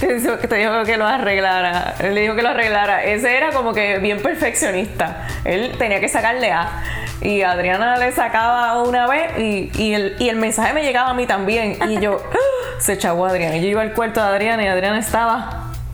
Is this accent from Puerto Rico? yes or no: yes; Puerto Rico; yo no estoy en Puerto Rico, no estoy en mi país